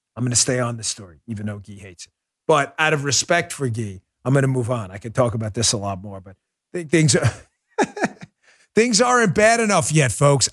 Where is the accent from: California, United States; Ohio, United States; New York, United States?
New York, United States; New York City; moved away; also born or lived in Maryland; I grew up in New York City